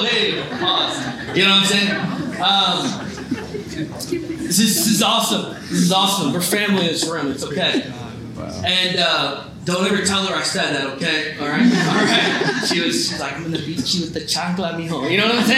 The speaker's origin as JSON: {"language": "English", "town": "Palm Springs", "region": "California", "country": "United States", "tie": "born or raised there", "lives_now": "Fremont, United States", "said": "So I'm from California, and born and raised in Palm Springs, where they have the Coachella Fest."}